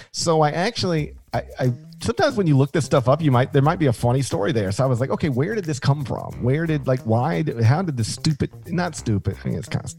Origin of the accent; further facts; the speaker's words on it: Connecticut, United States; I grew up in Connecticut and can confirm Drake's Cakes are in fact a thing.